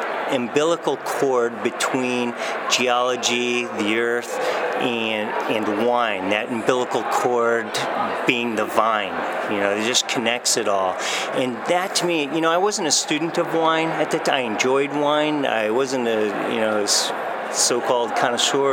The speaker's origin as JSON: {"language": "English", "town": "Bellevue", "region": "Washington", "country": "United States", "tie": "born or raised there", "also_born_or_lived": "Walla Walla, Washington", "said": "I grew up in Bellevue"}